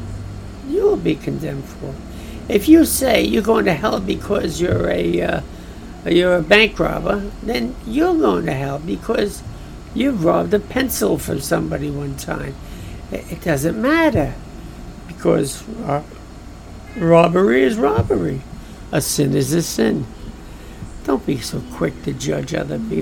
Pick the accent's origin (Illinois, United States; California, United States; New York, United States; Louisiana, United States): New York, United States; New York City; I'm from Brooklyn